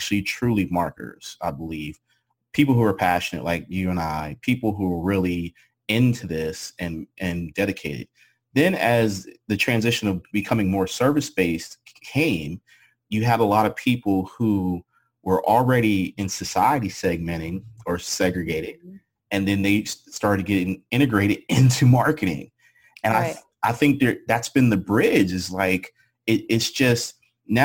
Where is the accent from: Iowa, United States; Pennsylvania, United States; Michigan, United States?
Pennsylvania, United States; Pittsburgh; moved away; growing up and living in Pennsylvania and growing up in Pittsburgh was, everybody knew it as a steel city